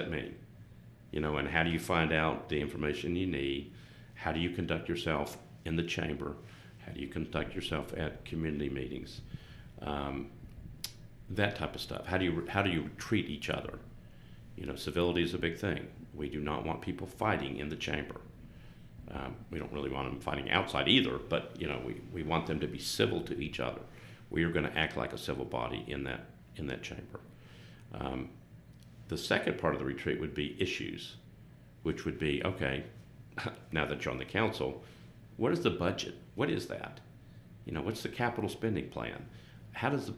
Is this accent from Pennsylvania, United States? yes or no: no; Johnson City, Tennessee, United States; moved away as an adult; now in Nashville, United States; I was born in Johnson City.